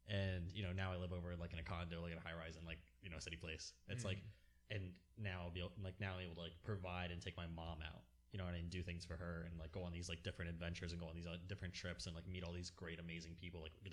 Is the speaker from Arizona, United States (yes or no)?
no; Lake Worth Beach, Florida, United States; I grew up in Lake Worth